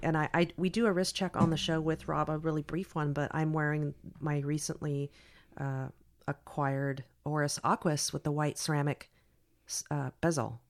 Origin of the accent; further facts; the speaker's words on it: San Carlos, California, United States; I grew up in San Carlos, which was like Mayberry comparatively.